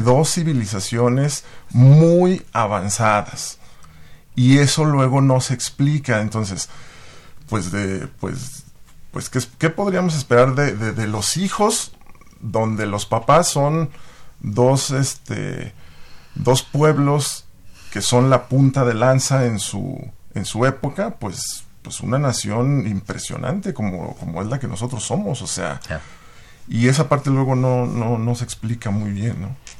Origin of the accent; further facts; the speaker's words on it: Zacatecas, Mexico; Yo soy mexicano. Y eso, Zacatecano